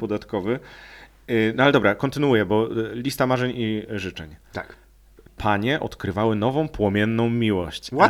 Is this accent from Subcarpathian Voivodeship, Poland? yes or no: no; Lower Silesian Voivodeship, Poland; Ja też pochodzę z tego województwa